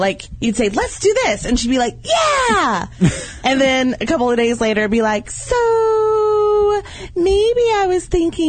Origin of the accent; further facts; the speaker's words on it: Oklahoma, United States; I'm from Oklahoma